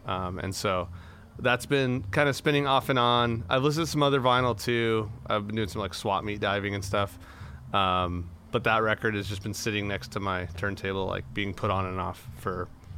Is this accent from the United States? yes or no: yes; Imperial Valley, California, United States; it's right on the Mexican side of the border from where I grew up in the Imperial Valley.